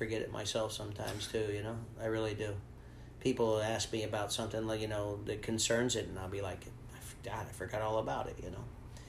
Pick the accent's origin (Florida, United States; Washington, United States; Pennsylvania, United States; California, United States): Florida, United States; Miami; I grew up in Miami with the Cuban people.